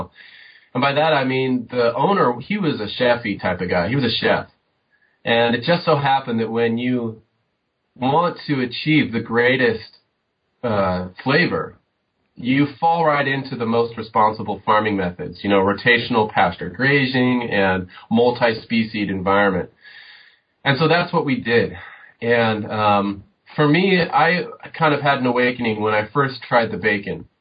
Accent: Southern California, United States; moved away; I grew up in Southern California, typical suburban

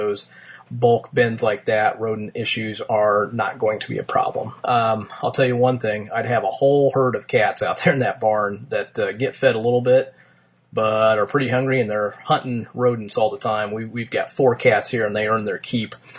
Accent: Martinsville, Indiana, United States; my hometown of Martinsville, Indiana.

